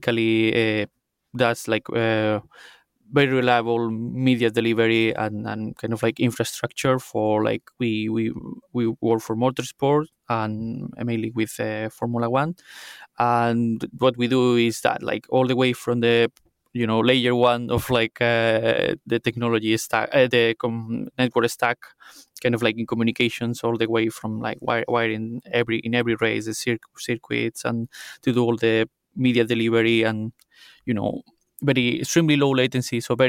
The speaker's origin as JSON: {"language": "English", "region": "Andalusia", "country": "Spain", "also_born_or_lived": "Seville, Spain", "second_language": "English", "moved": "as an adult", "lives_now": "Cambridge, United Kingdom", "said": "because of my accent, I'm not from here. I come from Spain."}